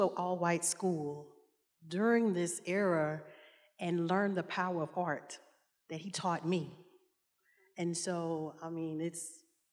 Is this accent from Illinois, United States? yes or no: no; Lewisville, Arkansas, United States; as a young child in Southwest Arkansas. So my hometown is Louisville